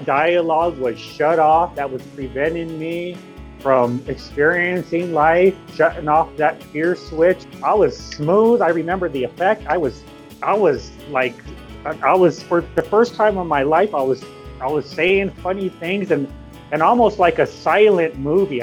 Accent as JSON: {"language": "English", "region": "Yankton Sioux tribe of South Dakota", "country": "United States", "moved": "yes", "lives_now": "Sioux City, United States", "said": "I come from the Hankwan Oyate, the Yankton Sioux tribe of South Dakota"}